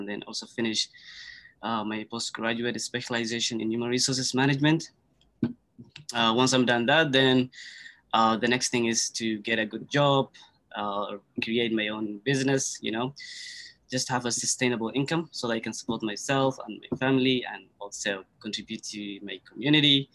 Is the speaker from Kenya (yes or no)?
yes; Kenya; first language Somali; English is a second language; moved away as an adult; also born or lived in Somalia; now in Canada; I was born in Somalia, but, you know, moved to Kenya and as a refugee